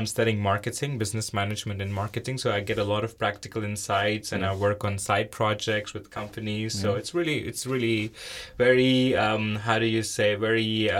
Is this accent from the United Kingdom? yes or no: no; India; moved away as an adult; also born or lived in Italy; now in Leuven, Belgium; I'm from India originally, and I have been living in Leuven for a year and a half now. And prior to Leuven, I lived in Italy for 2 years.